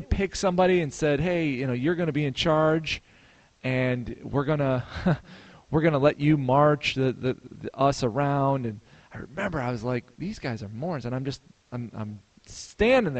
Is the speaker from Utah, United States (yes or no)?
no; Chicago, Illinois, United States; moved away as an adult; I grew up in the Chicago area